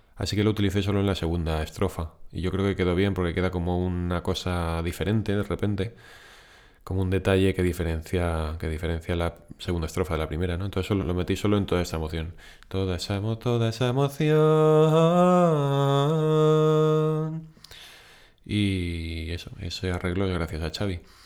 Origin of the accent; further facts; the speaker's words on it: Valencian Community, Spain; moved away; also born or lived in Barcelona; nosotros nos mudamos de Barcelona aquí a Valencia, bueno, no a Valencia concretamente, pero a la provincia de Valencia.